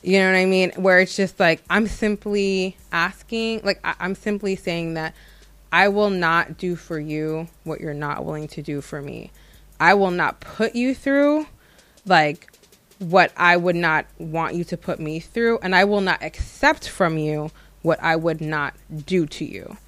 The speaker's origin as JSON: {"language": "English", "country": "United States", "tie": "born or raised there", "said": "having been born and raised in America"}